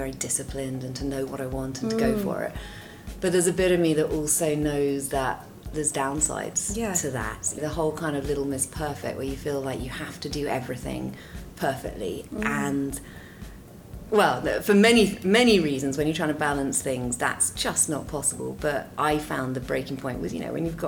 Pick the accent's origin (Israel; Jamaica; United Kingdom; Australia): United Kingdom; Dorset, South West England; now in London, United Kingdom; I grew up in Dorset, very different to London.